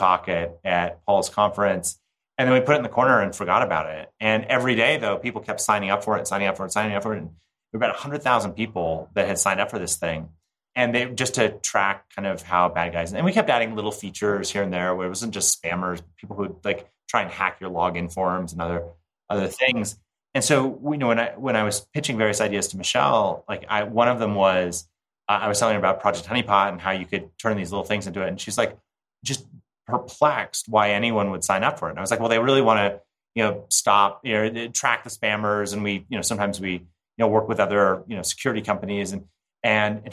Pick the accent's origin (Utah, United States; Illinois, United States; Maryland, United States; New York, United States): Utah, United States; Park City; the Sundance Film Festival, which is hosted in my hometown